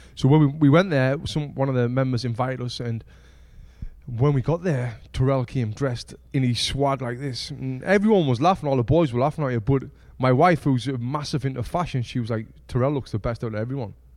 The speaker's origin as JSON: {"language": "English", "region": "North East England", "country": "United Kingdom", "said": "from where we're from, from the streets, of the northeast of England"}